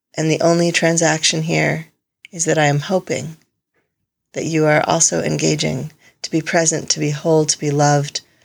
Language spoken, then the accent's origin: English; Connecticut, United States; moved away; The house I grew up in in Connecticut